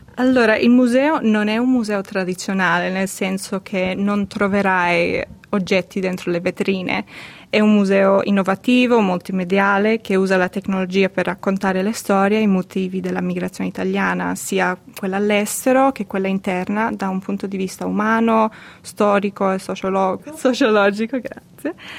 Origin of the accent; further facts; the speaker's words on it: Australia; Nata e cresciuta in Australia di genitori siciliani